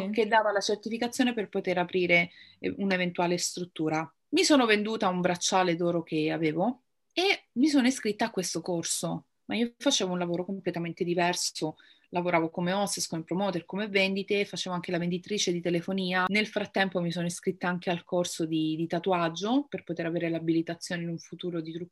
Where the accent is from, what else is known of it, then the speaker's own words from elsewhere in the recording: Rome, Lazio, Italy; ho 35 anni e vengo da Roma